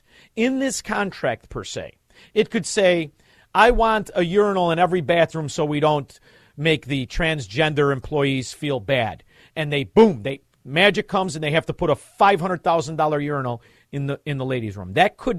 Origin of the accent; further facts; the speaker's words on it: Melrose Park, Illinois, United States; I'm from Melrose Park. They teach us how to drive that way.